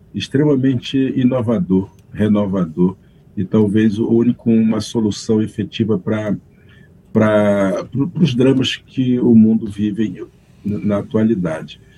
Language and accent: Portuguese; Brazil; eu sou um brasileiro nascido munduruku